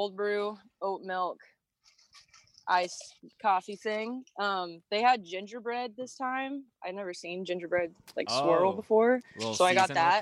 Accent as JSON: {"language": "English", "town": "Oklahoma City", "region": "Oklahoma", "country": "United States", "lives_now": "Tulsa, United States", "said": "We all live in Tulsa now, but I'm from Oklahoma City"}